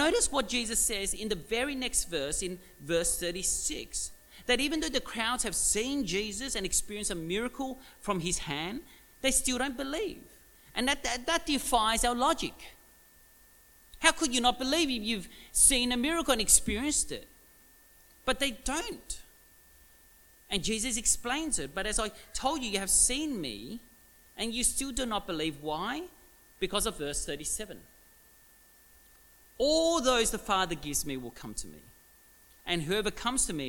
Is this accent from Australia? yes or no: yes; Melbourne, Victoria, Australia; I was actually born in Williamstown, Williamstown Hospital, about, 20 k's from here.